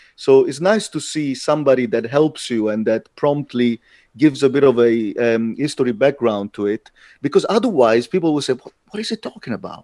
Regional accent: Italy; moved away as an adult; also born or lived in London; now in Latvia; I'm Italian. I got something in common with the culture. I was raised in that culture

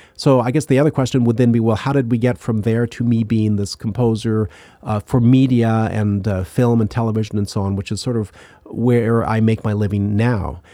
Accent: Ottawa, Ontario, Canada; moved away; also born or lived in Indiana; I grew up in Canada, in, in Ottawa

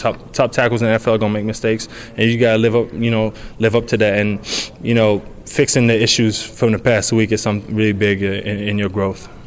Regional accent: Quebec, Canada; Well, I, you know, I started with hockey, like anybody in Quebec. You know, you start playin

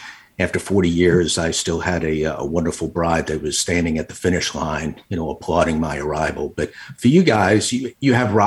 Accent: Long Island, New York, United States; moved away as an adult; also born or lived in Little Rock, Arkansas; I was born and raised on Long Island

